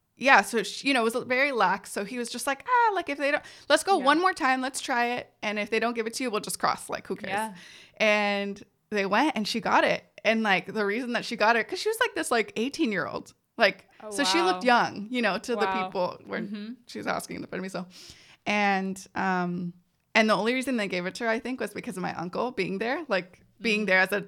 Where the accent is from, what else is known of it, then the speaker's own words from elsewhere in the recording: San Jose, California, United States; born there; I was born in San Jose, California. Yeah, here.